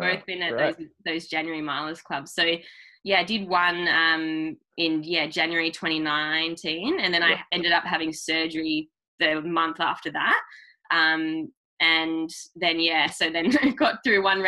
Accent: Launceston, Tasmania, Australia; I'm from Launceston. So yeah, Launceston, Tasmania.

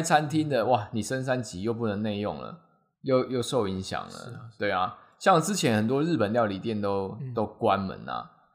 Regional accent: Taiwan; 我们台湾人

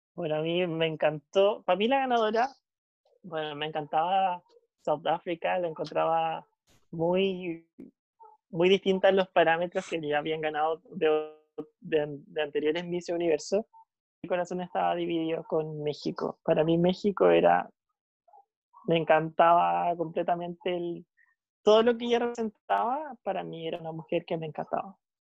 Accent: Chile; nosotros como chilenos

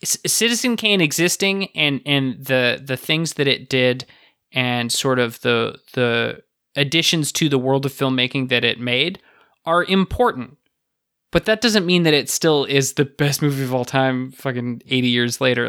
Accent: Canada; I'm from Canada.

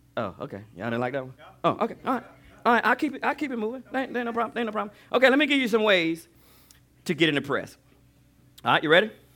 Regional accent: Alabama, United States; I grew up on Alab, in Alabama.

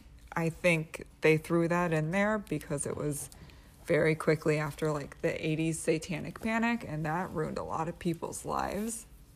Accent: the South, United States; I was raised in the South, and that's very Southern behavior. I feel like it's strange to be in Oregon.

